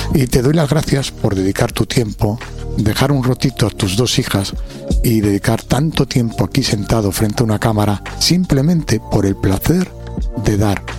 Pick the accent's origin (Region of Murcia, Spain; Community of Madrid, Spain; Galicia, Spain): Community of Madrid, Spain; Alcobendas; vengo de Alcobenda